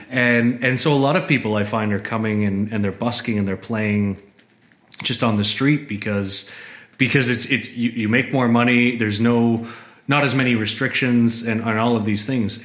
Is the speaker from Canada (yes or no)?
yes; Canada; moved away as an adult; also born or lived in Toronto, Canada; now in Berlin, Germany; I come from Canada.